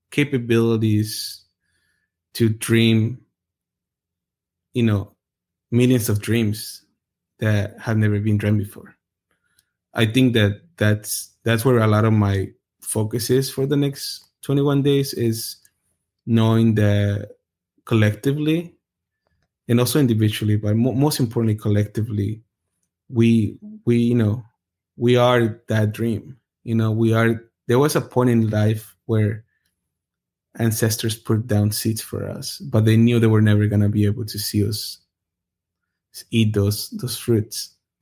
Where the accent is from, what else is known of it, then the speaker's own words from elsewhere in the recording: Anaheim, California, United States; Because I grew up in the hood. Like, I grew up in Orange County, and it's pretty rough. In a part where I lived in Anaheim, it was gang infested